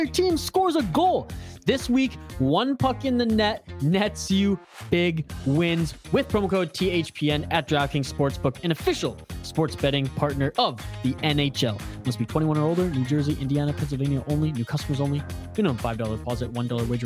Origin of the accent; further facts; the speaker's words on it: Prince George, British Columbia, Canada; now in Minnesota, United States; growing up in Prince George